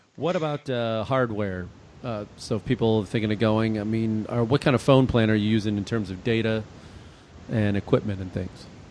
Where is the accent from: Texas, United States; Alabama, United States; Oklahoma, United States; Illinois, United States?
Illinois, United States; I grew up in Illinois